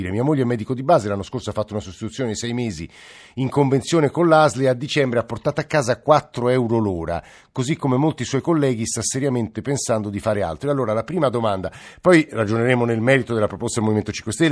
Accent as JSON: {"language": "Italian", "town": "Rome", "region": "Lazio", "country": "Italy", "said": "Bella Italia, faccio il barellante in ospedale e poi eh, sono di Roma, lavoro nella sanità privata"}